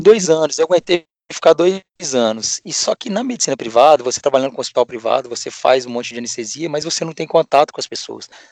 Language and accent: Portuguese; Juiz de Fora, Minas Gerais, Brazil; moved away as an adult; now in Ribeirão Preto, Brazil; eu sou mineiro, de hoje de Fora, é, nascido e fiz faculdade lá, minha família toda de ah, lá mesmo.